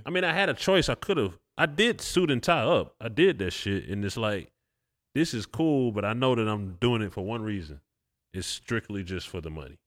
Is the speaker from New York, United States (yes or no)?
no; Atlanta, Georgia, United States; I'm from Atlanta.